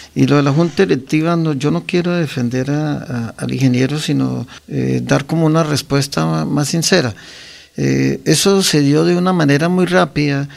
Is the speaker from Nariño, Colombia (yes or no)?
no; Guane, Santander, Colombia; also born or lived in San Gil; nacimos en Guane y me bautizaron en San Gil